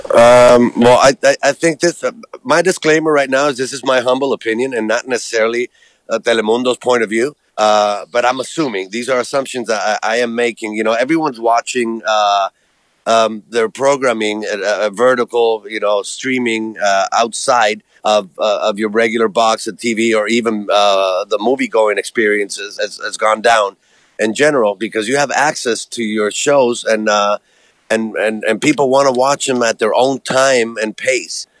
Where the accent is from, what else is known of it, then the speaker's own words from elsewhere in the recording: Puerto Rico; moved away as an adult; also born or lived in Colombia; now in United States; I was born and Raised in Puerto Rico, been in the States for 32 years.